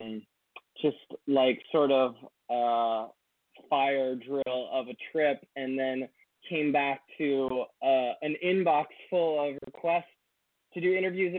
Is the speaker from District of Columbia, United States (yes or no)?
yes; Washington, District of Columbia, United States; I grew up in the Washington, D.C. area. I've lived in all of the suburbs